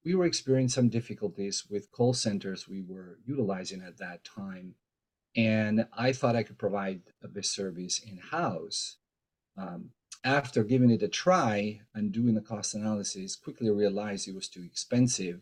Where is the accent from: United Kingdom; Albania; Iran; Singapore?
Albania; now in Seattle, United States; I am originally from Albania